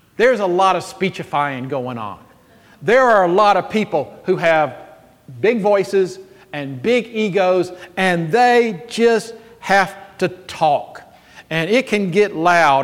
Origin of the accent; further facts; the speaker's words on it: Jackson, Mississippi, United States; I am 12 years old, growing up in Jackson, Mississippi